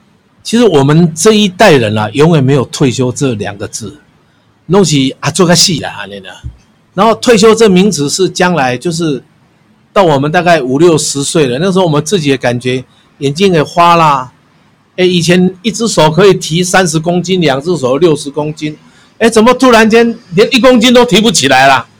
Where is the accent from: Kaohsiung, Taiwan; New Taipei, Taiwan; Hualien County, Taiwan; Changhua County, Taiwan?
Changhua County, Taiwan; now in Taipei, Taiwan; 我是四十二年次的人。我们当时来台北的时候，我们我是彰化人，我爸爸就给我五十块，搭一张火车票来到台北